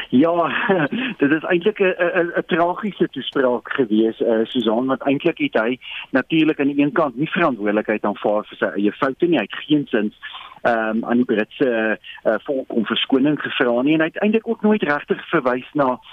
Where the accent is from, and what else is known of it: South Africa